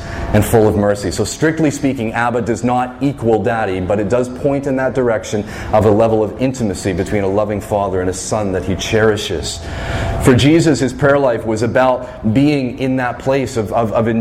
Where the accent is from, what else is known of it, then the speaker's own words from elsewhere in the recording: Fredericton, New Brunswick, Canada; as a kid growing up in Fredericton